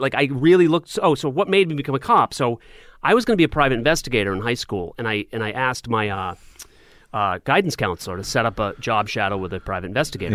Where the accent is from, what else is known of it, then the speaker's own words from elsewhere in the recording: Portsmouth, New Hampshire, United States; when I was living in Portsmouth, I was going to elementary school there